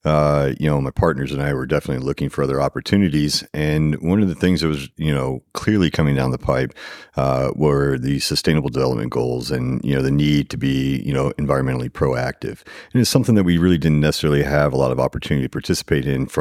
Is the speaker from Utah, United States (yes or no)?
no; Katy, Texas, United States; I'm from Houston, Katy specifically, born and raised. I went to Katy High School